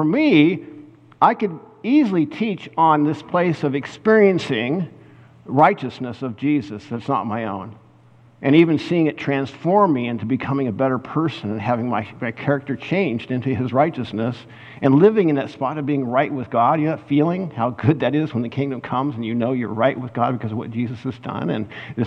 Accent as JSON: {"language": "English", "region": "Kansas", "country": "United States", "said": "I was from Kansas"}